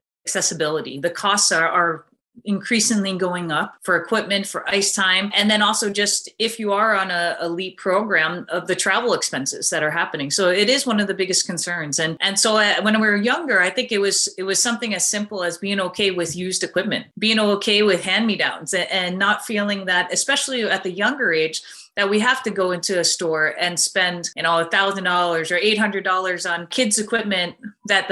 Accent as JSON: {"language": "English", "town": "Fairfield", "region": "Connecticut", "country": "United States", "tie": "born or raised there", "moved": "yes", "lives_now": "Montreal, Canada", "said": "I grew up in Fairfield, Connecticut"}